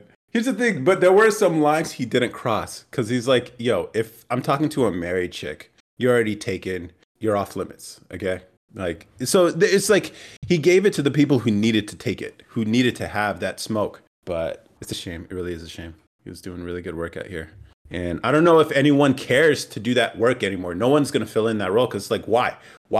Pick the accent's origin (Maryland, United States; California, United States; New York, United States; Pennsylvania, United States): California, United States; now in Texas, United States; I'm also a bit of a nomad. Born and raised in California, moved to Texas, and over the next few years, will travel to explore the country and possibly the rest of the world